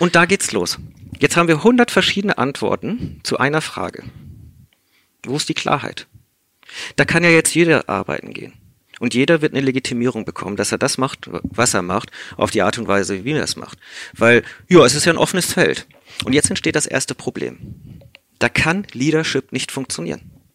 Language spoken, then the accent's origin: German; South Africa; first language English; German is a second language; moved away; ich komme aus Südafrika, spreche deswegen auch Native English